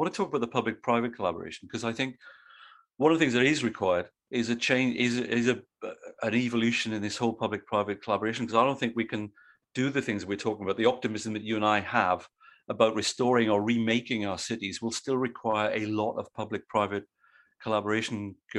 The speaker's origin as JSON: {"language": "English", "country": "Australia", "said": "But as an Australian of Britishness, as it were, myself, the thing I think is quite funny is that it's the two cultures are quite similar in one respect"}